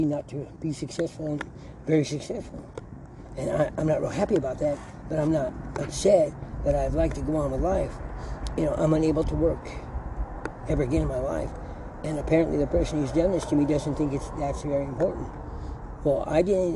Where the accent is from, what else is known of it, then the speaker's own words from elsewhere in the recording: San Bernardino, California, United States; I was born in St. Bernardino's Hospital, and my childhood was great, because I grew up in here in San Bernardino